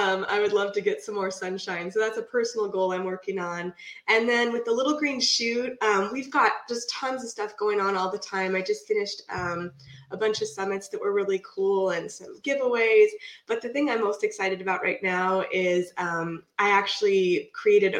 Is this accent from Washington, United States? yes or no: yes; Puget Sound area, near Seattle, Washington, United States; now in Vancouver, United States; I live in Vancouver right now, right by Portland, Oregon. I've been here for like almost 20 years, but I'm from the Puget Sound area, up by Seattle